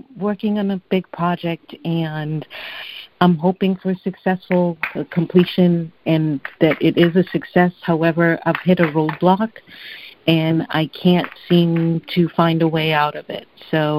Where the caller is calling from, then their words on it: Massachusetts, United States; in Massachusetts.